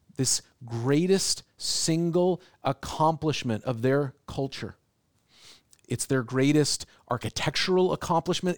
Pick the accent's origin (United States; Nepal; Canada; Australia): United States; Seattle, Washington; now in Portland, United States; I grew up in Seattle